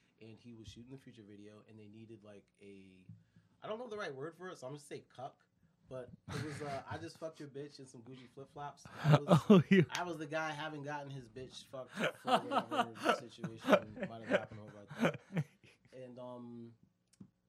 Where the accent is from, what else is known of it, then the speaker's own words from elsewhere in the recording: Connecticut, United States; I'm from Connecticut